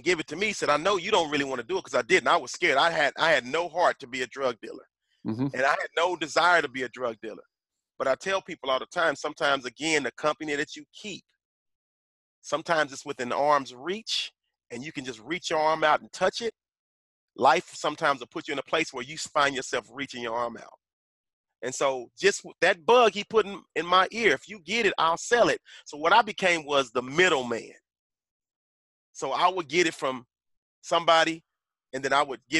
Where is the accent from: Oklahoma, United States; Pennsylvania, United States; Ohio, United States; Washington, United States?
Oklahoma, United States; Tulsa; I grew up in North Tulsa, which in Tulsa is the ghetto